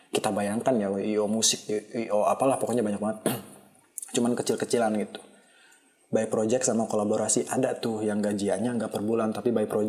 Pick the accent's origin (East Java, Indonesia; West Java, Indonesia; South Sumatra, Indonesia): West Java, Indonesia; Majalengka; Sumpah dibandingin sama daerah gue di Majalengka yang volume kendaraannya belum terlalu tinggi kayak Jakarta